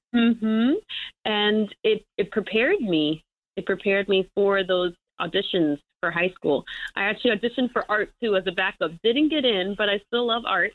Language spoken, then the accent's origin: English; New York City, New York, United States; also born or lived in Michigan; I'm already from New York City.